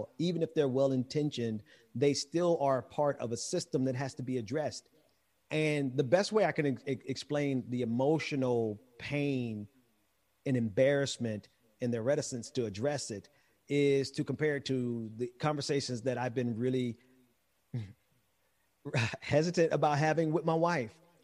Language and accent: English; Mississippi, United States; I'm from Mississippi, so I'm not from the Caribbean